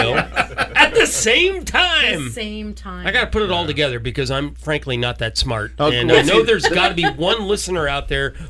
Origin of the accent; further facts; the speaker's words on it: Boston, Massachusetts, United States; I'm from Boston.